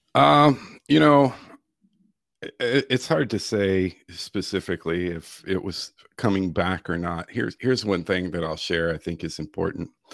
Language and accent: English; Virginia Beach, Virginia, United States; now in Florida, United States; I grew up in the Chesapeake, Virginia Beach area of Virginia.